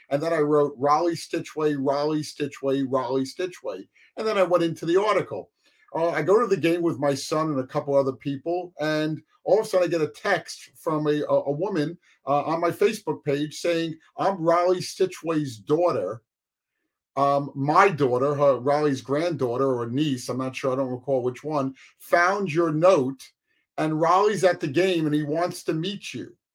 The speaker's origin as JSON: {"language": "English", "town": "Nanuet", "region": "New York", "country": "United States", "tie": "born or raised there", "said": "my dad was military, World War II. He got us involved. We grew up in Nanuet, which is just south of the academy, about 30 miles south"}